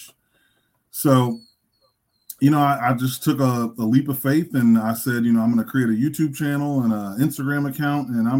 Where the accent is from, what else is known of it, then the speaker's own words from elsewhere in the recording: Temple, Texas, United States; now in Dallas, United States; I'm originally from Central Texas, down in Temple. I live in Dallas, in one of the northeastern suburbs of Dallas.